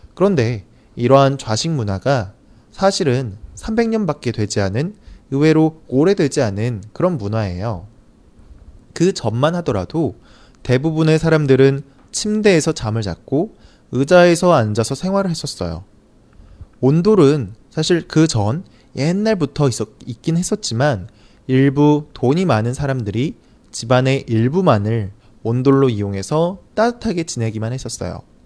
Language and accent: Korean; South Korea; 저는 사실 한국 사람이라 그런지